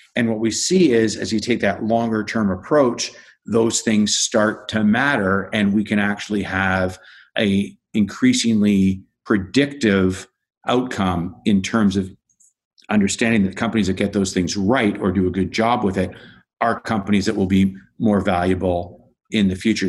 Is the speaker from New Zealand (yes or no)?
no; Canada; I found myself as a Canadian working with the Canadian pension plan system